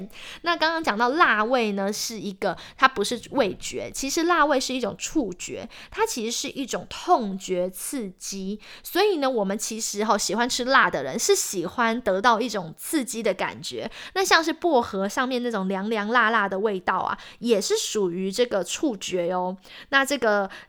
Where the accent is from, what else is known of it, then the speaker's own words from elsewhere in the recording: Taiwan; now in United States; 身为台湾人，还是啊，橱柜里必备一罐沙茶酱。